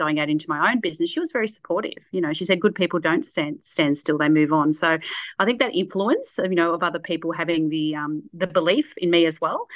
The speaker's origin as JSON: {"language": "English", "town": "Shepparton", "region": "Victoria", "country": "Australia", "tie": "born or raised there", "also_born_or_lived": "Sydney / Mount Isa", "said": "I was born in Sydney, only had probably a year there, and then up to Mount Isa and then back home. Mum wanted to come back to Shepparton"}